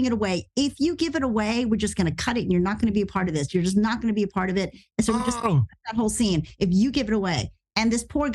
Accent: the South, United States; moved away; I grew up in the South too, and I still love where I'm from

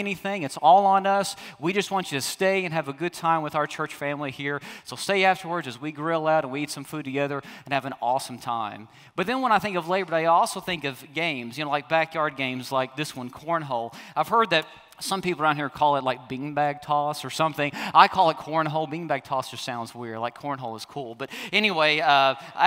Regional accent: the South, United States; I'm from the South

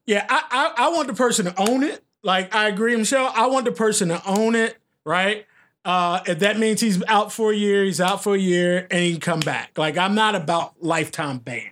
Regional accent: Philadelphia, Pennsylvania, United States; now in Portland, United States; I'm from Philly

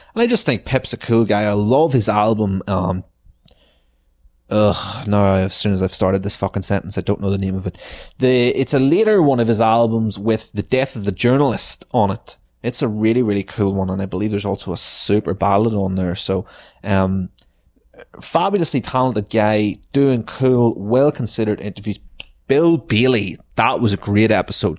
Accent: Ireland; our history as Irish people

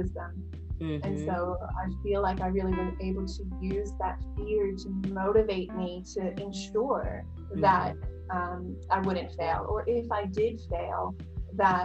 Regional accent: New York, United States; now in Australia; in the States, you know, I'm basically from New York.

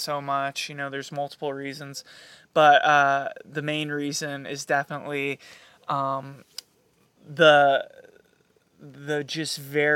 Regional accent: United States; I love being an American. I'm proud to be an American.

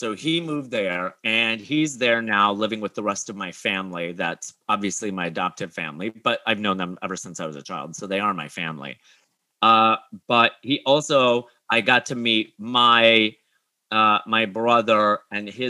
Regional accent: near Wisconsin, northern Illinois, United States; I grew up near Wisconsin on the northern Illinois border

